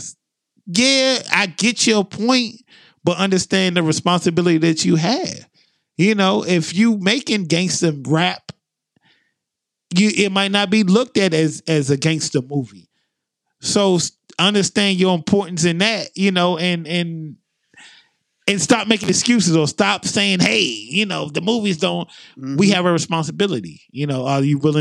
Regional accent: Maryland, United States; moved away; I try not to talk like I'm from Maryland when I'm here

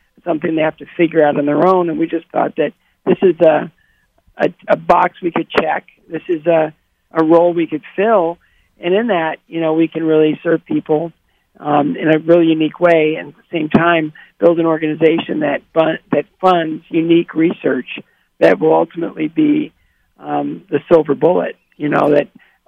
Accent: Bowling Green, Ohio, United States; my hometown of Bowling Green, Ohio

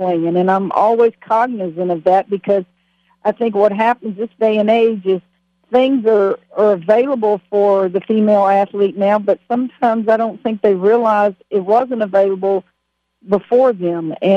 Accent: Louisiana, United States; moved away as an adult; also born or lived in Waco, Texas; It's my home state.

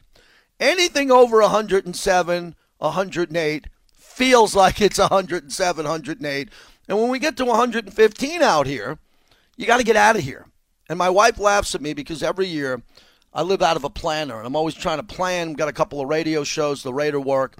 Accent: New York, United States; moved away as an adult; also born or lived in San Diego, California; now in Las Vegas, United States; I grew up in New York. I went to college in upstate New York.

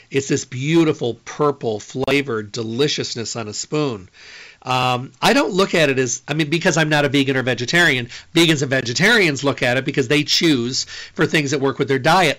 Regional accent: Midwest, United States; I'm from the Midwest

